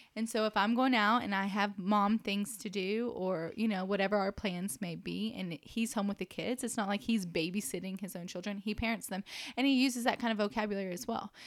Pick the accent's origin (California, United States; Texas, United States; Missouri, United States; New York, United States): Texas, United States; Dallas–Fort Worth Metroplex; moved away as an adult; now in Lubbock, United States; I'm from the Metroplex